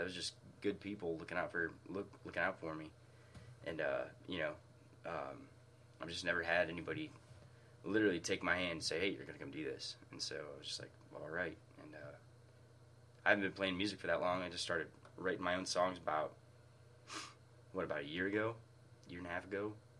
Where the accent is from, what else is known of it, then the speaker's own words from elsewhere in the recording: Michigan, United States; moved away as an adult; now in Huntington, United States; As much as I love Michigan, it's, you know, it's my home state.